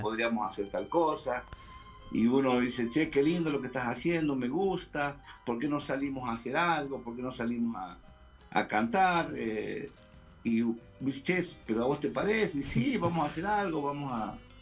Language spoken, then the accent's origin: Spanish; Termas de Río Hondo, Santiago del Estero, Argentina; now in Santiago del Estero, Argentina; soy de Termas del Riondo, pero vivo en Capital desde los 17 años